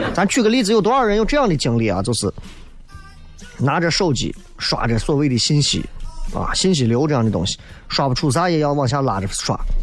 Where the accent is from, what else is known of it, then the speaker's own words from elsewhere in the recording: Xi'an, Shaanxi, China; 咱作为西安人